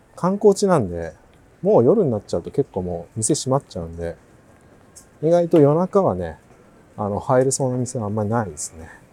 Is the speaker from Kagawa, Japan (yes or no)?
yes; Kagawa, Japan; moved away; 香川県生まれ